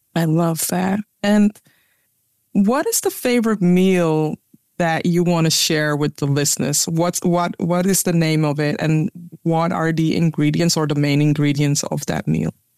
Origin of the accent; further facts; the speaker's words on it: Ghana; now in Netherlands; a Ghanaian with a South African having a conversation about our roots